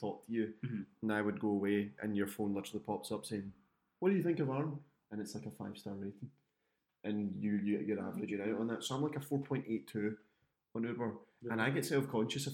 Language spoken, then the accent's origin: English; Scotland, United Kingdom; I'm Scottish